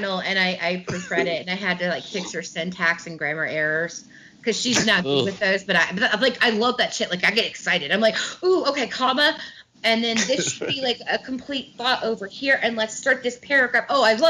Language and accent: English; Midwest, United States; I'm a Midwesterner. We don't really have any sayings. We're just kind of here. Yeah, we say warsh if you speak in the dialect, which I do not